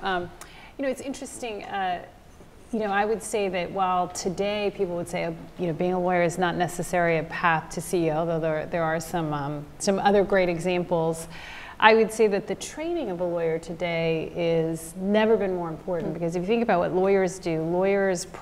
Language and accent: English; Southern California, United States; also born or lived in Taiwan; I grew up in Southern California